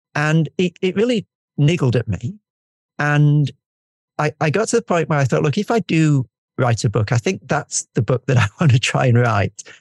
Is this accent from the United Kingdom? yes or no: yes; United Kingdom; I'm I'm British and we never say what we mean